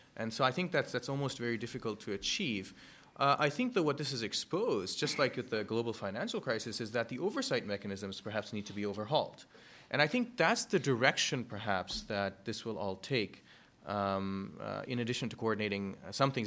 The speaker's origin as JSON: {"language": "English", "country": "Germany", "tie": "born or raised there", "moved": "yes", "said": "I am Indian, but yes, I grew up in Germany"}